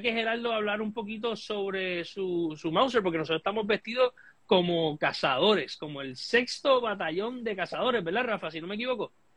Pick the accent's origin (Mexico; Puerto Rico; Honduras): Puerto Rico; es nuestro derecho como puertorriqueños